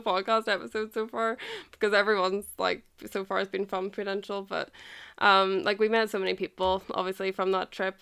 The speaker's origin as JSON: {"language": "English", "country": "Ireland", "said": "I'm from Ireland"}